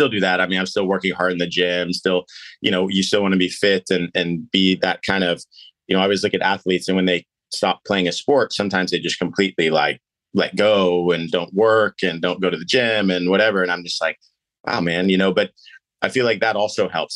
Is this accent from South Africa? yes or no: no; Missouri Valley, Midwest, United States; we grew up in the Missouri Valley